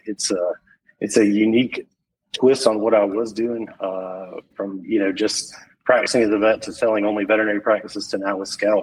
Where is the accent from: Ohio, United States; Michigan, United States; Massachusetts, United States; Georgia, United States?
Georgia, United States; Macon; I grew up in Macon, Georgia